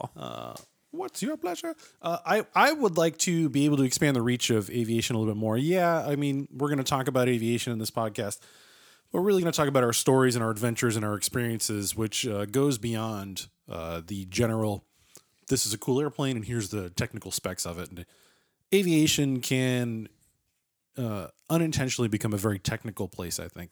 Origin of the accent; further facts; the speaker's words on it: Massachusetts, United States; moved away; I'm originally from Massachusetts